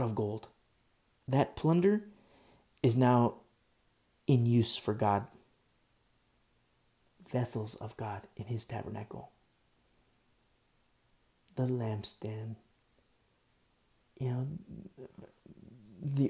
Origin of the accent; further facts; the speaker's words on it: United States; I'm American.